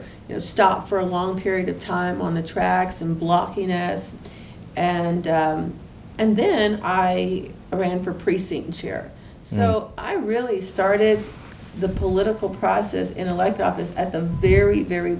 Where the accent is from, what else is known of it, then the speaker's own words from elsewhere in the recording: Houston, Texas, United States; Right, in the east end of Houston, east end community.